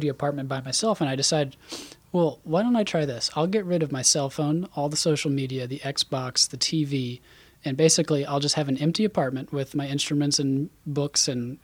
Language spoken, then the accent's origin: English; Isle of Palms, South Carolina, United States; I grew up on Isle of Palms